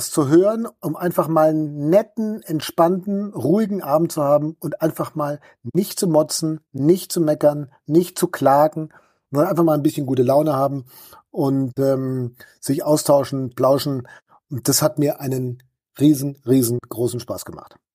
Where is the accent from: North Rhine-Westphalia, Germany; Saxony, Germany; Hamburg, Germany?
North Rhine-Westphalia, Germany; Dortmund; Dortmunder Bier ist weltberühmt, halt ja. Also da kriegst du in meiner Heimatstadt jede Menge davon.